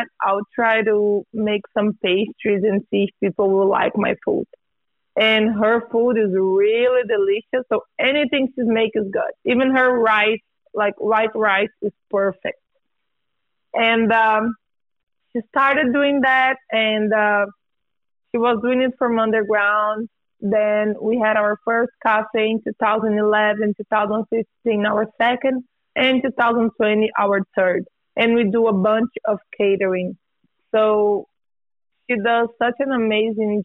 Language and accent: English; Brazil; now in Bay Area, United States; I was born in Brazil, and I came to the U.S. 13 years ago, almost 14